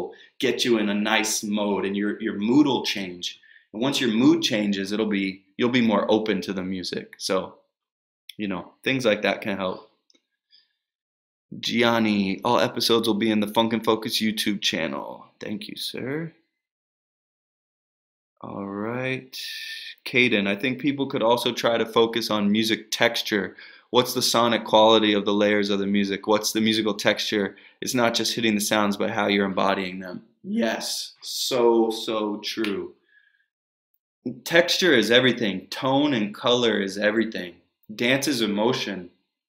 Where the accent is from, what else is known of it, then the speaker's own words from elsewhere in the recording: United States; also born or lived in Texas / Northern Virginia; I grew up in Texas and Northern Virginia